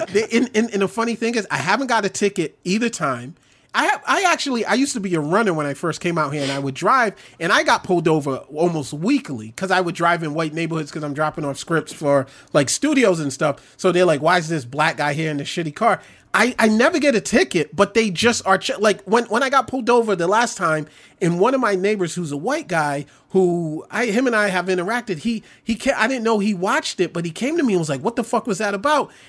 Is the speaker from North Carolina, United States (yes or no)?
no; New York City, New York, United States; I grew up in New York. Brooklyn.